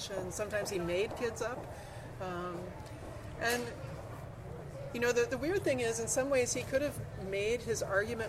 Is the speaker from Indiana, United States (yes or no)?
yes; Southern Indiana, United States; Southern Indiana, a little town called Vivi.